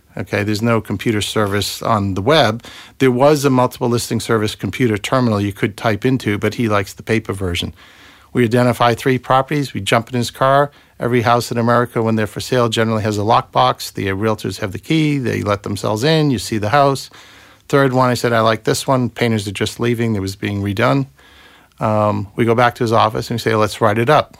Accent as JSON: {"language": "English", "town": "Boston", "region": "Massachusetts", "country": "United States", "also_born_or_lived": "Silicon Valley / Chester", "accent": "Bostonian", "moved": "as an adult", "lives_now": "London, United Kingdom", "said": "my Bostonian accent"}